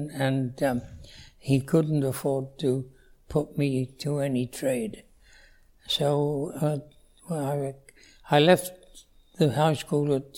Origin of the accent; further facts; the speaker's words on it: Wales, United Kingdom; moved away as an adult; now in Canada; I was born in Wales, yes. And in 1919. So it's quite a privilege to be around at the moment. Yes, I was born into a normal Welsh family